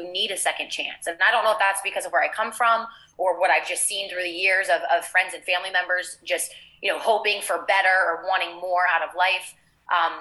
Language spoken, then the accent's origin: English; Ohio, United States; moved away as an adult; also born or lived in Los Angeles; now in South Florida, United States; I grew up in Ohio